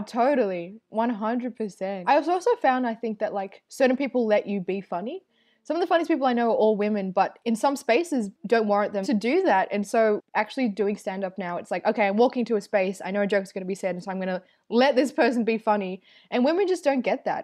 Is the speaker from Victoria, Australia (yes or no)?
yes; Melbourne, Victoria, Australia; also born or lived in Northern New South Wales; born and raised in Melbourne's western suburbs, Footscray